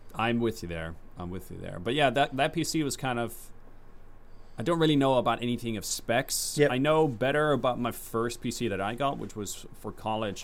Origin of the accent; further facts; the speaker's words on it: Netherlands; I'm from the Netherlands